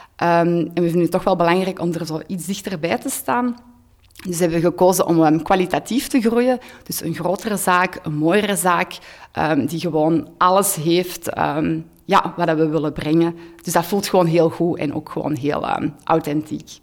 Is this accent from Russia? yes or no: no; Hoogstraten, Flanders, Belgium; moved away as an adult; also born or lived in Antwerp; Ik ben van Hoogstraat afkomstig, maar wij woonden tien jaar in Antwerpen